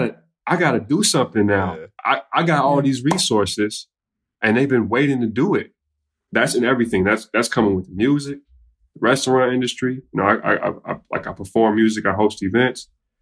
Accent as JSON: {"language": "English", "town": "Chicago", "region": "Illinois", "country": "United States", "said": "I come from South Chicago, West Englewood, Ashburn, South Shore, multiple neighborhoods where I seen things."}